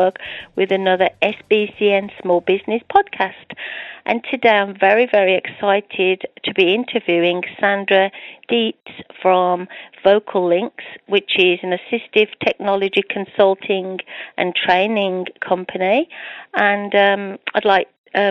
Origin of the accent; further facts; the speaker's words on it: United Kingdom; accent: British; my British accent